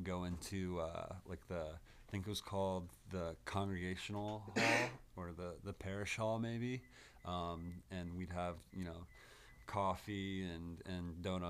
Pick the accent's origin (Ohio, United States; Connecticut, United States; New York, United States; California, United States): Connecticut, United States; Branford; moved away; I grew up in Connecticut.